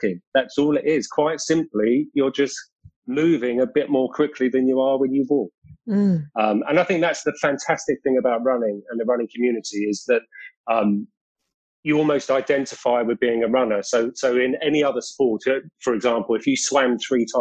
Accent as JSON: {"language": "English", "region": "London", "country": "United Kingdom", "tie": "born or raised there", "accent": "British", "said": "So I was born and raised in London, in South London. So I'm definitely a Londoner and a Londoner at heart"}